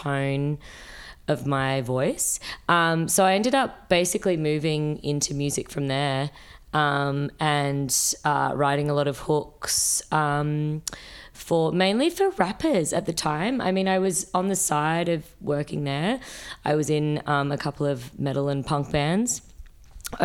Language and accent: English; Sydney, New South Wales, Australia; moved away as an adult; also born or lived in New York; now in Melbourne, Australia; I grew up in Sydney.